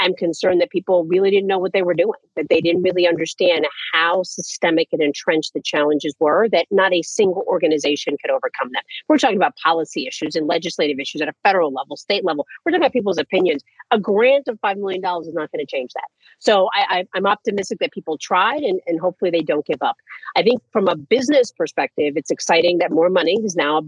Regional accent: New York City, New York, United States; I'm from New York City

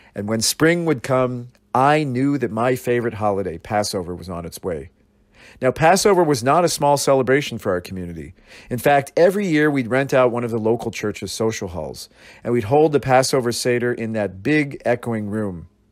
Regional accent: Astoria, Oregon, United States; moved away; I grew up in Astoria, a small town on the Oregon coast

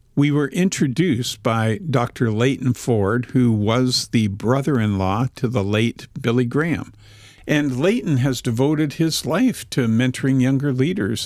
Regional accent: Vancouver, British Columbia, Canada; We are actually recording this podcast in Vancouver at Whitewater Productions. We have Roy Salmond as our producer. So we're in my hometown.

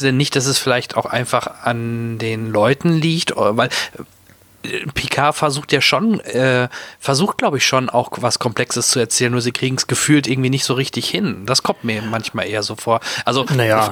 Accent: Soest, North Rhine-Westphalia, Germany; ich komme ja auch aus NRW, aus Soest.

